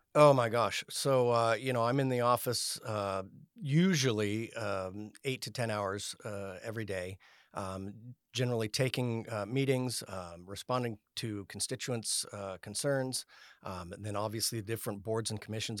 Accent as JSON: {"language": "English", "town": "Elk Grove", "region": "California", "country": "United States", "tie": "born or raised there", "also_born_or_lived": "George Air Force Base, Victorville, California / Salisbury, England / Fort Walton Beach, Florida / San Diego", "said": "I grew up in Elk Grove, attended Jesuit High School here in Sacramento"}